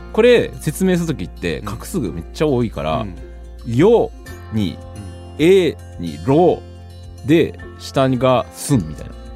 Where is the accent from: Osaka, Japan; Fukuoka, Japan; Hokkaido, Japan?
Fukuoka, Japan; 私福岡出身で